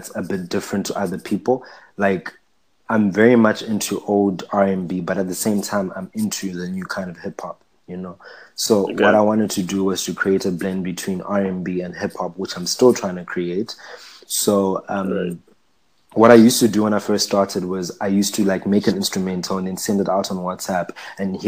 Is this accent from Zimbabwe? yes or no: yes; Zimbabwe; now in Durban, South Africa; I'm from Zimbabwe.